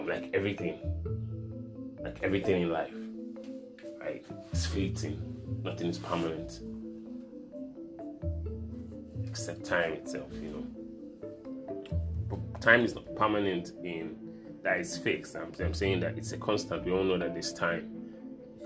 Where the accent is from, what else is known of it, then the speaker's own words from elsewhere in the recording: Nigeria; As a Nigerian